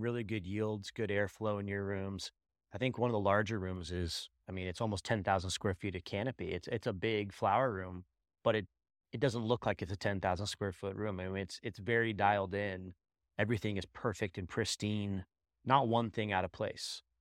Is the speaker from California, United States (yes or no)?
yes; Bay Area, California, United States; I'm from the Bay Area too in the cannabis industry